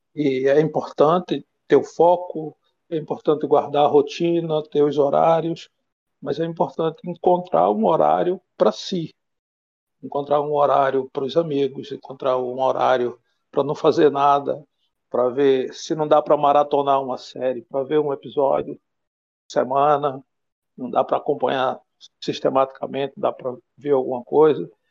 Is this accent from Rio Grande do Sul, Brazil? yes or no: no; Pernambuco, Brazil; moved away as an adult; now in Espírito Santo, Brazil; sou nordestino, de Pernambuco, moro aqui no Espírito Santo já há 16 anos